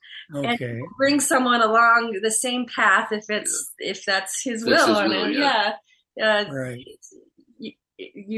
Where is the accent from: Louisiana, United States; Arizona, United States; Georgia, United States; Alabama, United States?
Arizona, United States; I was born and raised in Arizona. I'm an Arizona native here and where we live.